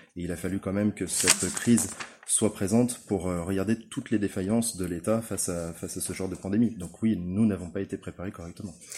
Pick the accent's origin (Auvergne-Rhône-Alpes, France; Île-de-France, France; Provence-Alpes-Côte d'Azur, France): Auvergne-Rhône-Alpes, France; Chambéry; Je suis né à Chambéry